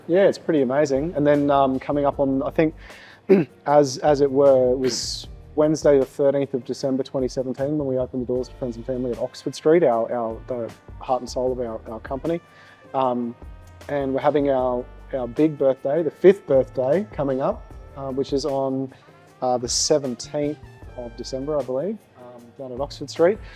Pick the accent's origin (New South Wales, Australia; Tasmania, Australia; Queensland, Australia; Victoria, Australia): Queensland, Australia; Gold Coast; also born or lived in Brisbane; I was born and raised on the Gold Coast